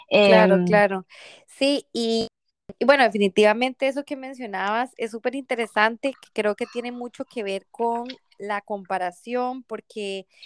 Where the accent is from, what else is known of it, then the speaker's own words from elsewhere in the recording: Paraguay; soy de Paraguay y yo en Barcelona